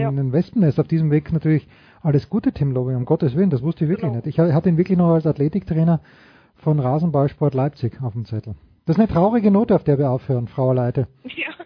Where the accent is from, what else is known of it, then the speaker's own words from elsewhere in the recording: Austria; weil als Österreicher weiß ich, es geht nicht gleichzeitig Horst Koff und Thomas Muster, man musste einen nehmen.